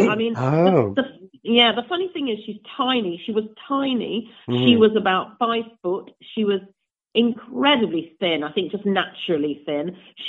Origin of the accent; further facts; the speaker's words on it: England, United Kingdom; also because I was English and she thought I was some kind of rare specimen from the UK. She liked my accent.